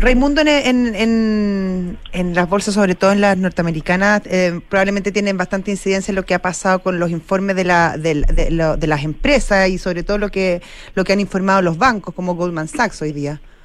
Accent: Chile; todavía tengo confianza eh, en mi país

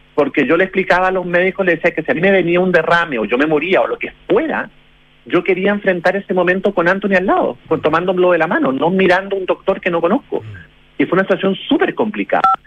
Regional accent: Chile; now in Florida, United States; como chilenos

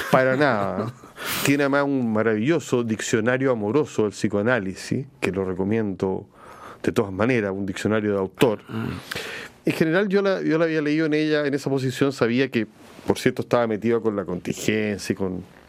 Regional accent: Chile; nosotros como chilenos

